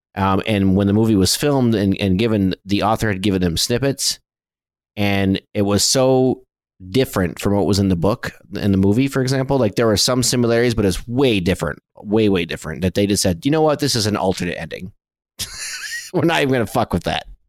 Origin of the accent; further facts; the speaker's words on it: Flint, Michigan, United States; I grew up in Flint, Michigan